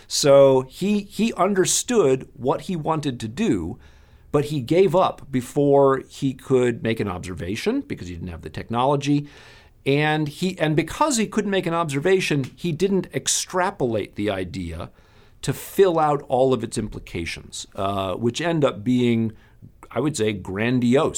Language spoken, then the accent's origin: English; Madison, Wisconsin, United States; I grew up in Madison, Wisconsin